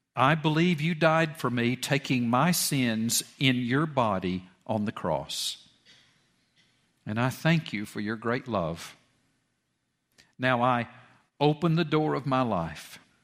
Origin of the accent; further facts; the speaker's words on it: Georgia, United States; went to West Georgia College out in Carrollton and I, and there in my hometown